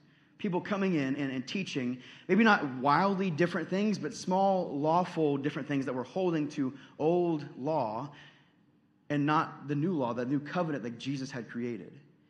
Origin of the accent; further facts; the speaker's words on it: Texas, United States; I know I've only lived here for 6 months, so I don't know if you guys would accept me as a Midwesterner yet, but Midwesterners are strong people. When you guys live through a winter that's negative 30, I'm going home, okay? I'm flying back to Texas